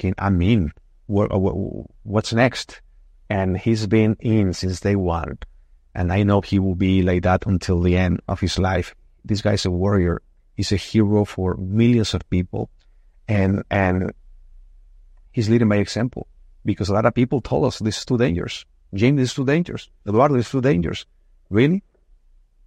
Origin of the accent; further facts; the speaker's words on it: Mexico; now in United States; I was born in Mexico. I love my country. I'm Mexican.